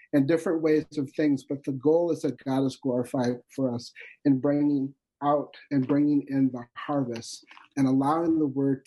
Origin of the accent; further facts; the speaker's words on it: North Dakota, United States; I'm from North Dakota